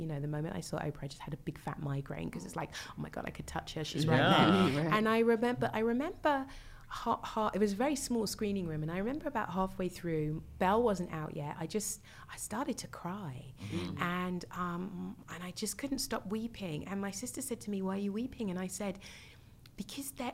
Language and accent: English; United Kingdom; being a Brit